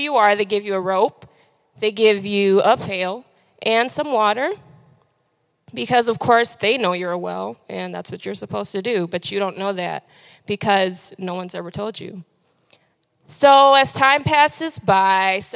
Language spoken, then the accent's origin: English; Detroit, Michigan, United States; now in Lansing, United States; I am from Detroit